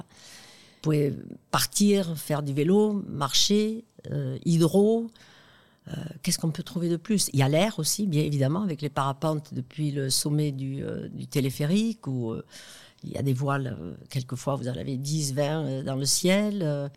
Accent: France; accent: l'accent des Pyrénées; notre accent, comme euh, Jean Castex, l'accent des Pyrénées

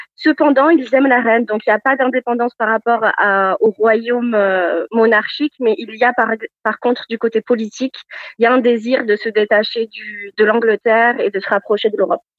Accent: France; moved away as an adult; also born or lived in Orkney Islands, Scotland; now in Edinburgh, United Kingdom; en tant que Français en Écosse

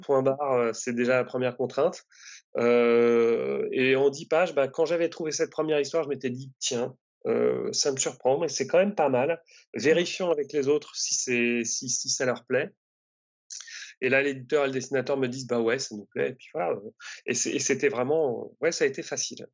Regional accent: Normandy, France; je suis originaire de Normandie

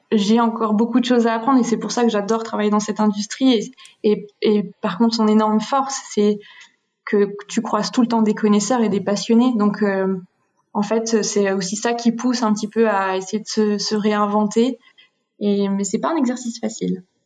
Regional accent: Switzerland; en grandissant en Suisse

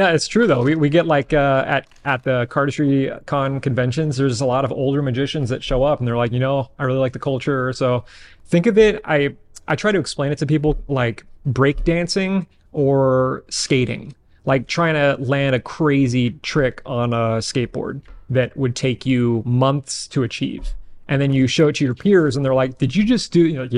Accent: Bay Area, California, United States; I'm from the Bay Area, 37.

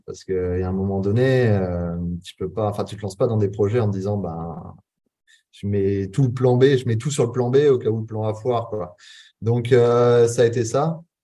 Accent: Charente-Maritime, Nouvelle-Aquitaine, France; moved away as an adult; now in Bali, Indonesia; je suis originaire de Charente-Maritime

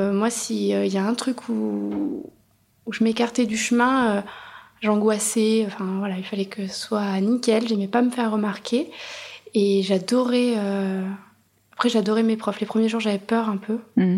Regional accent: Auvergne-Rhône-Alpes, France; moved away as an adult; now in Bordeaux, France; J'avais fait mes études en Auvergne

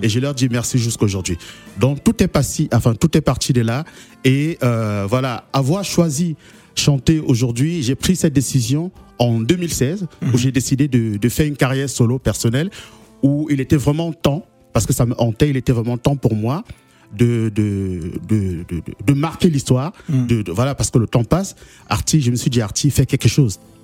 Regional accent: Douala, Littoral, Cameroon; moved away; j'appartiens à une ville à Douala qui mhm. s'appelle Nouvelle

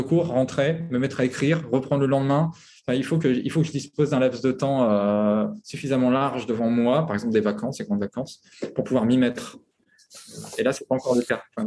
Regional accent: France; moved away as an adult; also born or lived in Paris / Congo; now in Abu Dhabi, United Arab Emirates; je suis français

